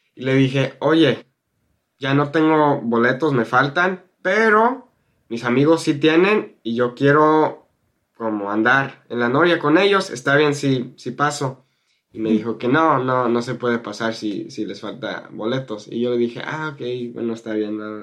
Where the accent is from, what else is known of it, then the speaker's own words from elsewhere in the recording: United States; Spanish is a second language; now in California, United States; Yo soy un gringo y aprendí el español en la preparatoria hace siete años